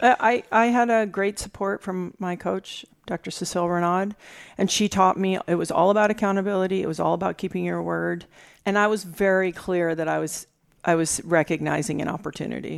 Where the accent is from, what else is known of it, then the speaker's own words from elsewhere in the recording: U.S. Virgin Islands; moved away; also born or lived in California; I was raised in the Caribbean, mm-hmm. in the mm-hmm. Virgin Islands